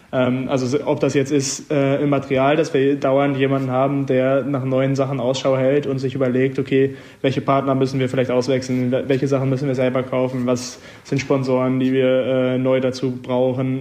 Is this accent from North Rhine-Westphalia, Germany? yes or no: yes; Münster, North Rhine-Westphalia, Germany; moved away as an adult; now in Freiburg, Germany; Münster, meine Heimatstadt